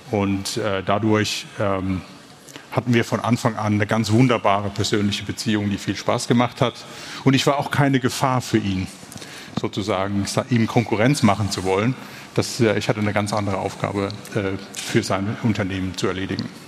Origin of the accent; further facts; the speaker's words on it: Germany; born there; weil als gebürtiger Deutscher ist das Hometurf. Köln nicht als Kurpfälzer.